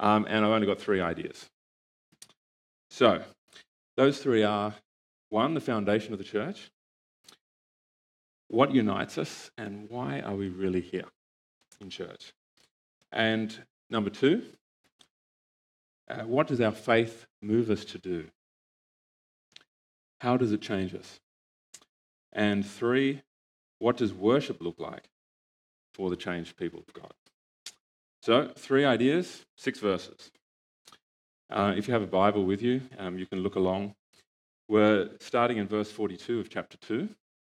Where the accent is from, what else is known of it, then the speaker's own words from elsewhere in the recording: Australia; moved away; my family and I come from Australia